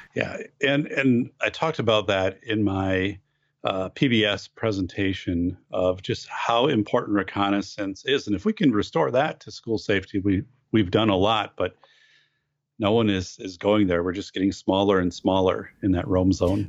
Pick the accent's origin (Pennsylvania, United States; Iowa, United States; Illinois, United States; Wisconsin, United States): Wisconsin, United States; in my hometown in 1989, we had a huge fire downtown